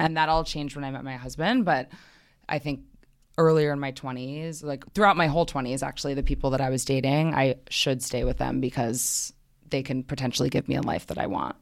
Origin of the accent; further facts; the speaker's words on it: New York City, New York, United States; I grew up in Manhattan. I've always been here.